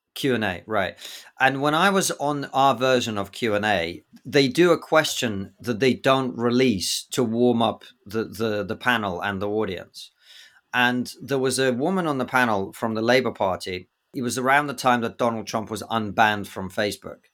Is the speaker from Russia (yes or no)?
yes; Russia; now in United Kingdom; I'm from Russia